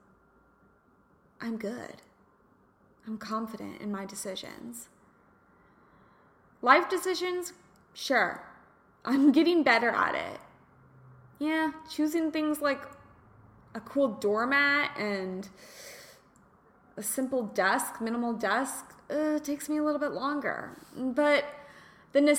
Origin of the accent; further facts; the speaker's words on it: Kansas, United States; moved away as an adult; also born or lived in California / Los Angeles, California; I'm from Kansas, went to California